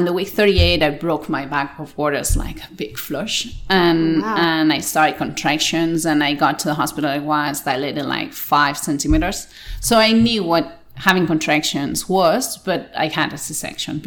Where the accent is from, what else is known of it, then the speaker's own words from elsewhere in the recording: Barcelona, Catalonia, Spain; English is a second language; Here I'm Catalan, from Barcelona. I was born here.